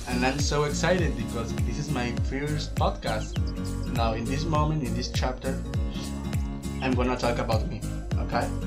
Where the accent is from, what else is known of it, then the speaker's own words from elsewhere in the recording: Veracruz, Mexico; English is a second language; I'm 19 years old. and I'm from Mexico, Veracruz, Mexico. Actually, I'm a student in Universidad Veracruzana.